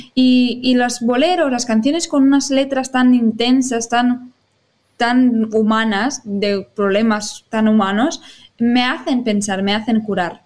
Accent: Rubí, Catalonia, Spain; also born or lived in Barcelona; no nací en Rubí, eh, tengo que ah. decir que nací en Barcelona, pero soy como rubinenca porque llevo casi toda mi vida aquí.

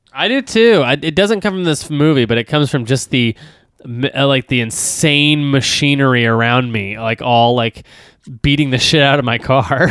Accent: Texas, United States; I grew up in Texas

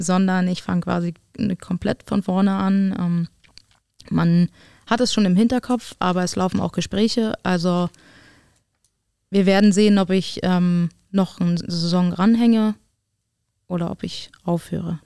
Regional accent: Berlin, Germany; moved away as an adult; also born or lived in Potsdam; Berlin ist Berlin und wird meine, mein, mein, mein Heim, meine Heimat bleiben

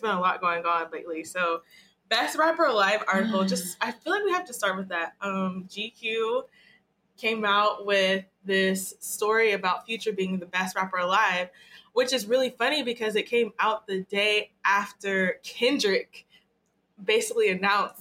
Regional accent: Marietta, Georgia, United States; I'm from Marietta, Atlanta

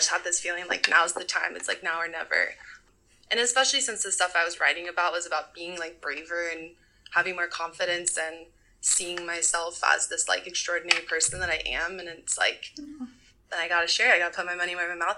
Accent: Southern California, United States; moved away as an adult; now in Oakland, United States; I'm from Southern California, but I've been living in the Bay Area for about 10 years now.

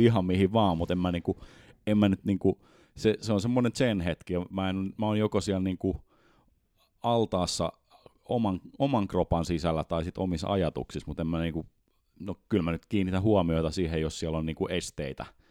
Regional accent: Helsinki, Uusimaa, Finland; moved away as an adult; now in Espoo, Finland; mä oon alun perin Helsingistä ja sitten mä oon pikkuhiljaa espoolaistunut.

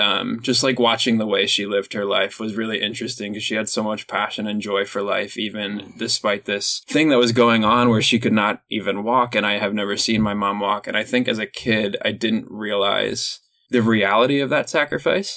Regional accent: Reading, Pennsylvania, United States; I grew up in Reading, Pennsylvania, was in a small little farm town

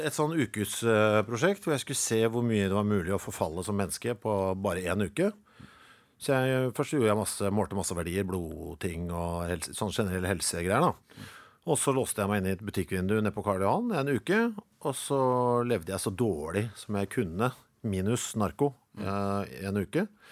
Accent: Norway; jeg er norsk

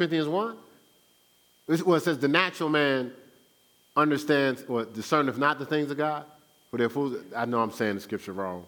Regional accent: Newark, New Jersey, United States; I'm from Brick City

